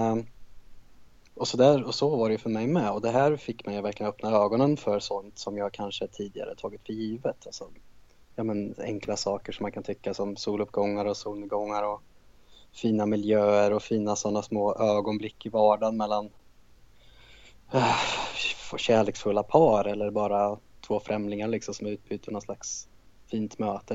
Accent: Karlskoga, Värmland, Sweden; moved away as an adult; now in Stockholm, Sweden; Ursprungligen kommer jag från en liten stad i Värmland som heter Karlskoga

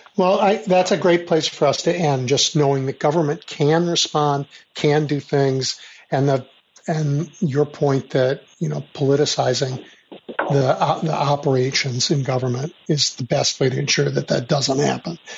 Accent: Chicago, Illinois, United States; I grew up in Chicago during the years of Richard J. Daley, the first Mayor Daley.

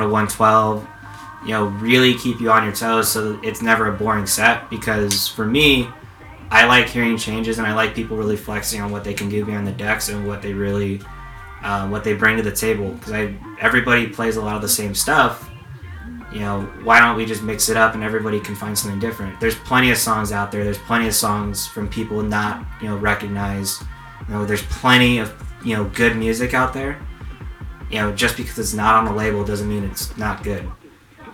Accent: Los Angeles, California, United States; I grew up in San Pedro and grew up in LA County

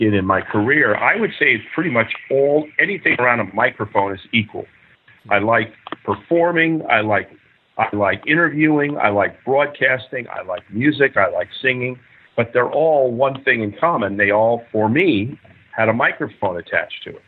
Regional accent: Miami, Florida, United States; moved away as an adult; now in Los Angeles, United States; for the CBS affiliate in Miami, my hometown.

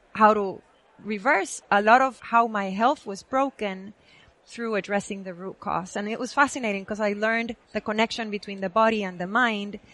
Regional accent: Guatemala; moved away as an adult; now in United States; I was born and raised in Guatemala

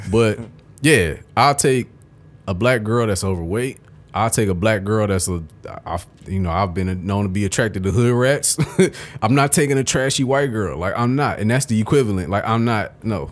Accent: Detroit, Michigan, United States; growing up in Detroit, you think everywhere is like Detroit and it's not.

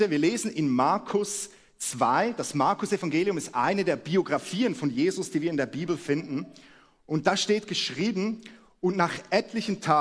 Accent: Switzerland; moved away as an adult; now in Hamburg, Germany; Wie man unschwer hört, komme ich aus der Schweiz und wir leben seit einem Jahr in Hamburg.

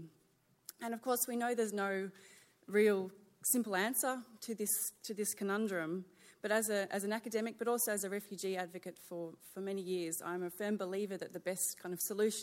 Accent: Sydney, New South Wales, Australia; moved away; I'm really pleased to be back in Sydney. This is my hometown.

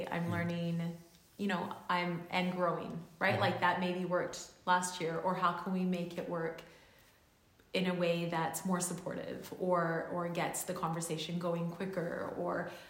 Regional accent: Auckland, New Zealand; also born or lived in Canada; I've been raised on the west coast here in Canada, and I've been raised, I was born in Auckland, uh, and I've always gone back and forth.

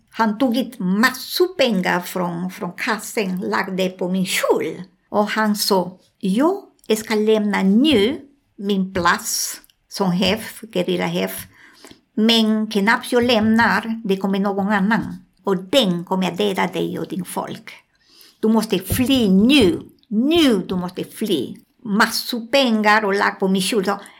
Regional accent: Colombia; Swedish is a second language; moved away; also born or lived in Peru; Jag var en stund jag bodde i Amazonas i Peru. Alltså ah, jag kommer från Colombia.

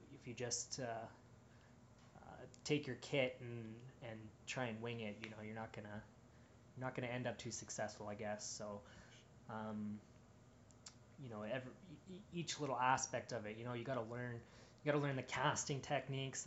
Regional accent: Edmonton, Alberta, Canada; I'm from Edmonton

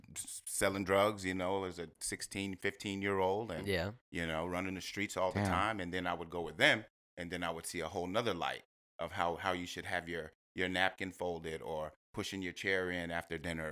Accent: Corpus Christi, Texas, United States; also born or lived in Houston; kind of grew up in Corpus Christi. That's where I grew up when I was young.

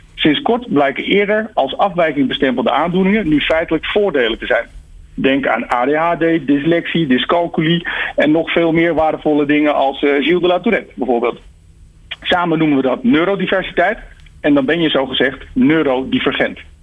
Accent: Netherlands; Wij zijn tenslotte die nuchtere Hollanders

